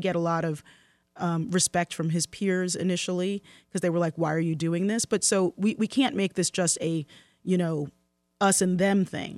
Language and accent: English; Baltimore, Maryland, United States; Baltimore, my hometown.